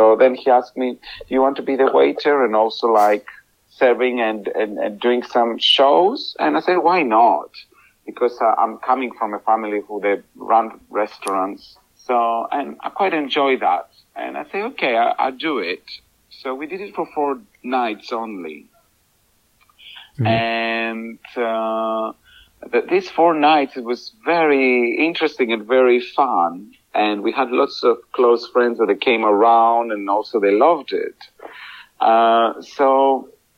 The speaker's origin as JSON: {"language": "English", "country": "Greece", "second_language": "English", "moved": "as an adult", "lives_now": "United Kingdom", "said": "I am from Greece."}